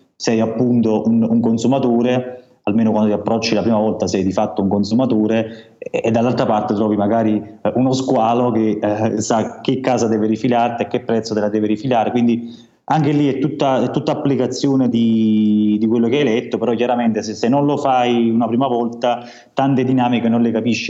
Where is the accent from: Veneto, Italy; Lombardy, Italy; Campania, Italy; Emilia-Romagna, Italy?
Campania, Italy; Amalfi Coast; now in Turin, Italy; sul mio paese di origine che è in costiera malfitana, come si sente dal mio, dal mio accento